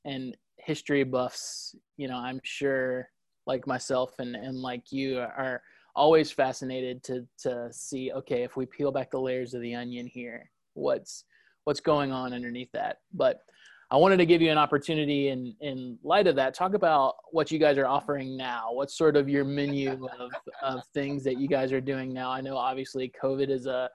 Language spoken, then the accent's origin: English; Gwinnett County, Georgia, United States; I grew up in Gwinnett